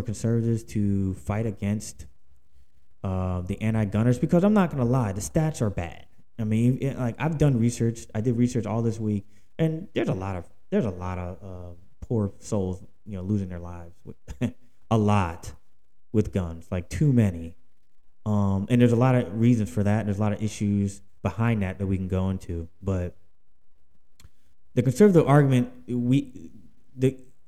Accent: Philadelphia, Pennsylvania, United States; now in Houston, United States; I live in Houston, Texas. All right, but I'm from Philadelphia, Pennsylvania

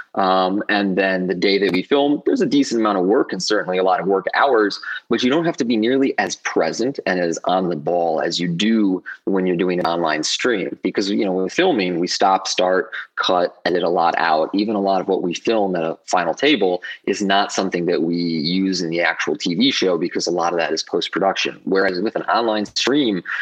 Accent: Wisconsin, United States; moved away as an adult; also born or lived in Milwaukee / Australia; So I grew up in Wisconsin. I was there till I was 20.

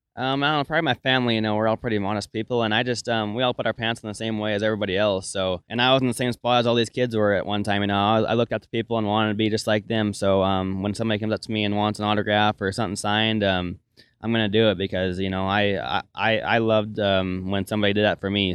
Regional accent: Melstone, Montana, United States; born or raised there

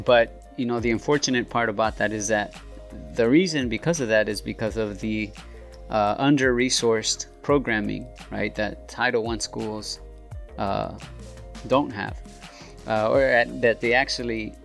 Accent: Los Angeles, California, United States; I am originally from South Central, and I also grew up on 45th and Avalon

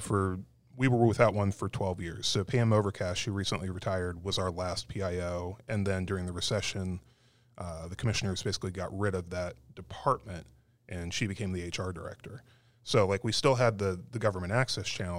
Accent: Tucson, Arizona, United States; moved away; I grew up in Tucson

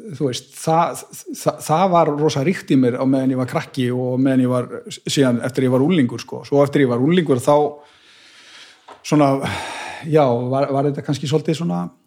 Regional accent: Garðabær, Capital Region, Iceland; moved away; also born or lived in Akranes / Bolungarvík; ég líti á mig sem garðbæðinga því að þú veist, ég ólst upp í garðabænum

